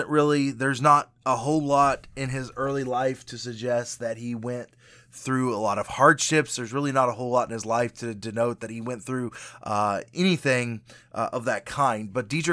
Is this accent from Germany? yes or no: yes; Würzburg, Bavaria, Germany; I grew up in Germany. My dad was stationed in Würzburg, Germany.